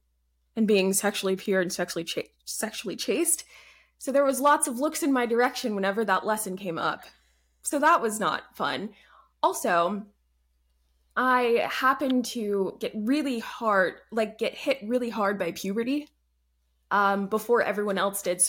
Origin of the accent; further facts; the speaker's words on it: Atlanta, Georgia, United States; also born or lived in Alabama / Canada / Germany / Colorado; I'm from Georgia, suburbs of Atlanta.